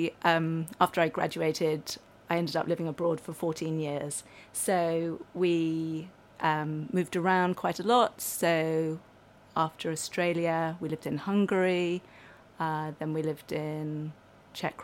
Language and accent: English; London, United Kingdom; moved away as an adult; also born or lived in Sussex / Paris / Bologna / Japan; I was born in London. And yeah, I grew up there till I was 18, then went off to uni